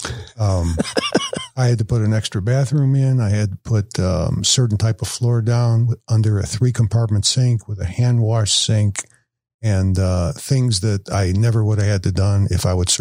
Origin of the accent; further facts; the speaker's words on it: Chicago, Illinois, United States; now in Woodstock, United States; I'm from Chicago